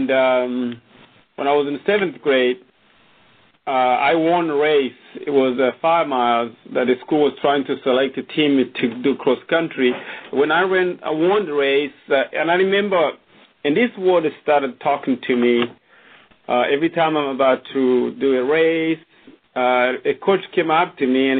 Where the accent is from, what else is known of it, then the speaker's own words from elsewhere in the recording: Burundi; moved away; I was born in Burundi, in a small country